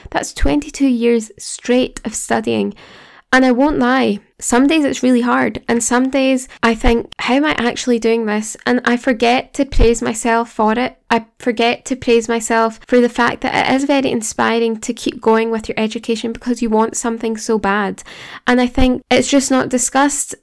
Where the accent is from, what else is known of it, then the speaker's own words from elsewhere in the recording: Glasgow, Scotland, United Kingdom; accent: Glasgow; studying in Glasgow, if you couldn't tell by my accent.